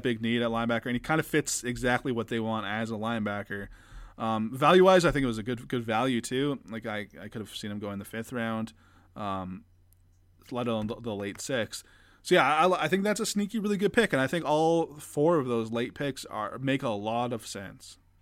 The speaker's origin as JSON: {"language": "English", "country": "Canada", "said": "As a Canadian"}